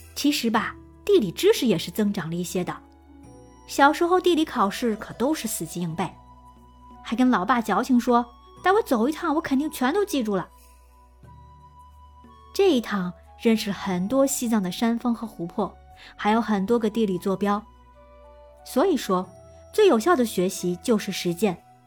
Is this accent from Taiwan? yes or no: no; northern China, China; 别看我们是北方人